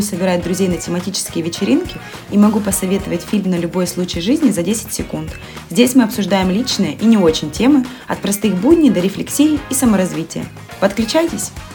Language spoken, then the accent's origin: Russian; Rostov-on-Don, Rostov Oblast, Russia; у нас в Ростове